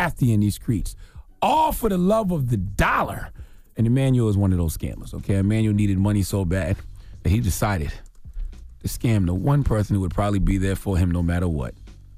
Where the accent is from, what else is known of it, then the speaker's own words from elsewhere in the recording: South Carolina, United States; Drop on the clues bombs for my home state, South Carolina.